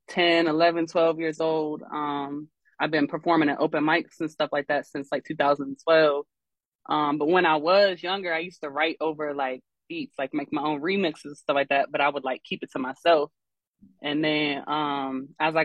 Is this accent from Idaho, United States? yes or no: no; Columbus, Ohio, United States; now in Norfolk, United States; I'm originally from Columbus, Ohio